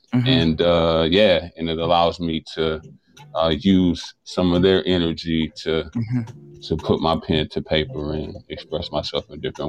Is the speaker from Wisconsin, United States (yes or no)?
yes; Milwaukee, Wisconsin, United States; You know, I think Milwaukee gets a bad rep. We're in Wisconsin, or I'm in Wisconsin.